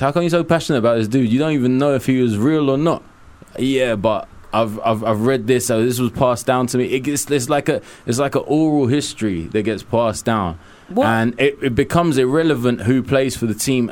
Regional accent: London, United Kingdom; also born or lived in Hackney, London; I was born in Kilburn. I was raised in Willesden Green, Kilburn, and Cricklewood.

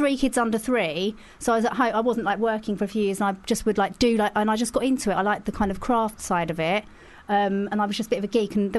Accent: Leigh-on-Sea, East of England, United Kingdom; accent: Essex; I'm from Leigh-on-Sea in Essex.

